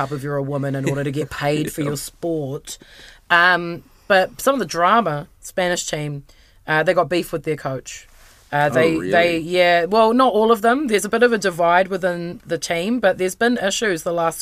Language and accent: English; New Zealand; I was born in Aotearoa, New Zealand girl